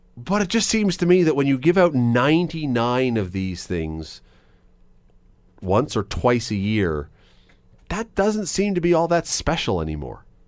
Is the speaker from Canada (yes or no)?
yes; Toronto, Ontario, Canada; moved away as an adult; now in Hamilton, Canada; I grew up in Toronto until I was about nineteen years old